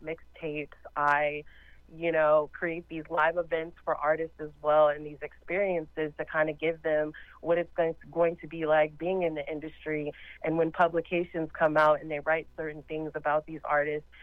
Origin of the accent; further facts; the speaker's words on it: Los Angeles, California, United States; moved away; we lived in L.A. because I'm originally from Los Angeles